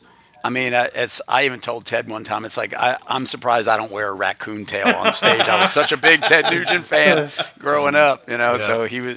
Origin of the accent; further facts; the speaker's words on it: Riverdale, Maryland, United States; moved away as an adult; also born or lived in Yonkers, New York; now in Nashville, United States; I was born in New York in Yonkers, but I grew up in a small town outside of Washington, D.C. in Maryland